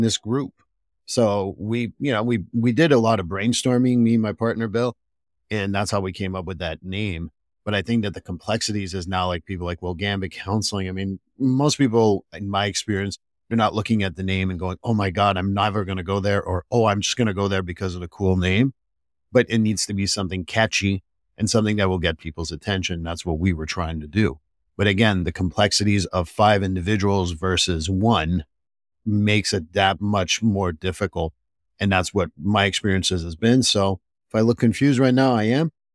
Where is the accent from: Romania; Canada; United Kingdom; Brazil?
Canada; Montreal, Quebec; moved away; I'm from Montreal